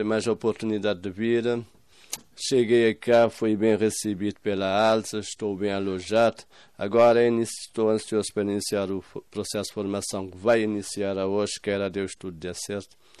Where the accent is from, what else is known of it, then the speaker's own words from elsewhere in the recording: São Vicente island, Cape Verde; moved away as an adult; now in Moita, Portugal; Sou da Ilha de São Vicente